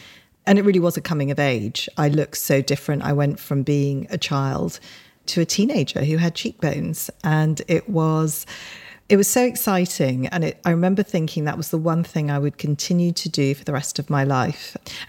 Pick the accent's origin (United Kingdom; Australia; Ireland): United Kingdom; England; we grew up in Britain at, you know, probably quite a difficult time because we always felt very conscious that we were Indian. But at the same time, we were born here. So we did feel very British.